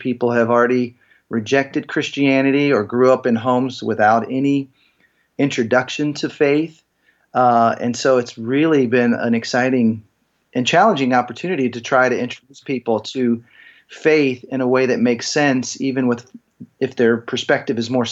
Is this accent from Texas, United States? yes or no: yes; Texas, United States; moved away as an adult; also born or lived in Seattle; growing up in Texas